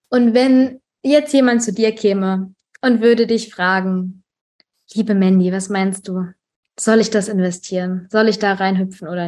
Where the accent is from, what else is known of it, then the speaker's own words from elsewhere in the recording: Germany; ähm, also ich, ich persönlich bin geboren und aufgewachsen in Deutschland.